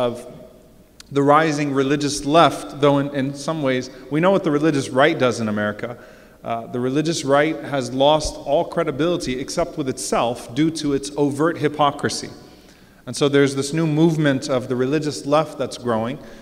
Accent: New Orleans, Louisiana, United States; now in Texas, United States; I'm from New Orleans. I live in Texas. I'm a Palestinian.

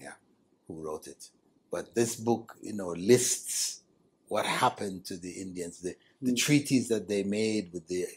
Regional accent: Canada; I grew up in Canada

